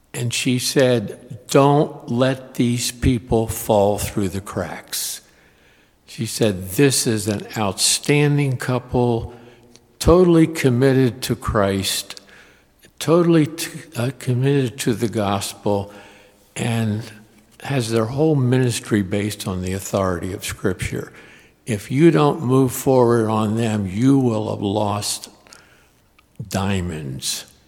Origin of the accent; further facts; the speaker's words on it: Harrisburg, Pennsylvania, United States; now in Richmond, United States; I grew up in Harrisburg, which is not that far away